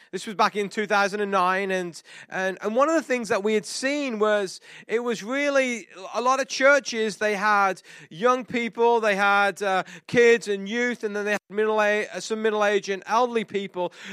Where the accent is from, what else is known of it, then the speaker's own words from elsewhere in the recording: England, United Kingdom; moved away; this English guy who we're not supposed to show emotion because we're English